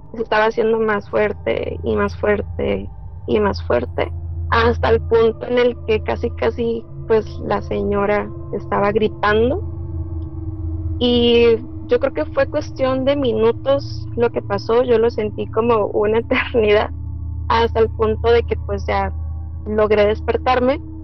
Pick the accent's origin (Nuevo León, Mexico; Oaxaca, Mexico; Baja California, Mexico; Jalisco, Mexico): Baja California, Mexico; Tijuana; soy de Tijuana